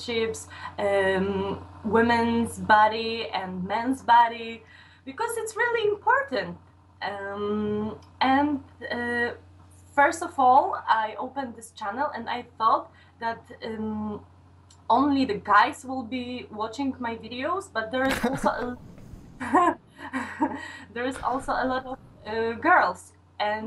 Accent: Poland; I'm from Poland.

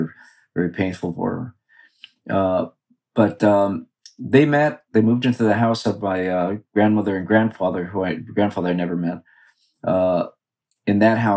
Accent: Los Angeles, California, United States; I grew up in East Los Angeles, just east of Boyle Heights, an area called Belvedere.

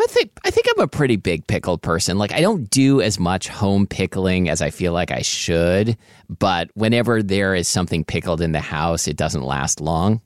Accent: the Northwest, Pacific Northwest, United States; I grew up in the Northwest

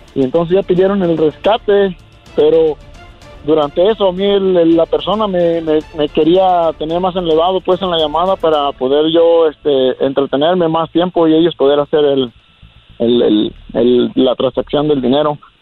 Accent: Jalisco, Mexico; moved away

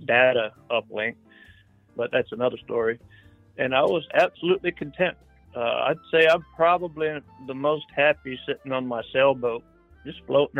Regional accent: Tennessee, United States; now in South Central Illinois, United States; I'm real hillbilly from Tennessee. That's home base is Tennessee

